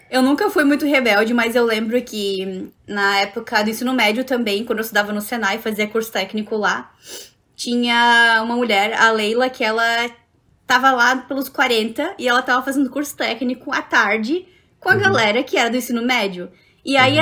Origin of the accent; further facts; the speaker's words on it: Joinville, Santa Catarina, Brazil; also born or lived in Jaraguá do Sul; Eu sou de Joinville, mas estudava lá na Católica de Araguá do Sul